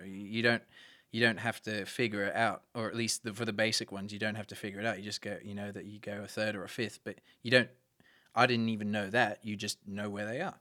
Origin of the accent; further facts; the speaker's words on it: Brisbane, Queensland, Australia; I was born in Brisbane